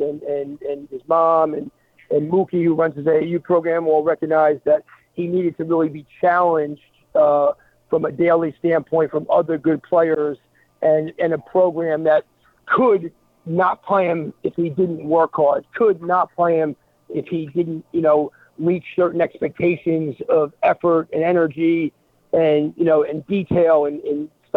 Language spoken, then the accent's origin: English; New Jersey, United States; I grew up in New Jersey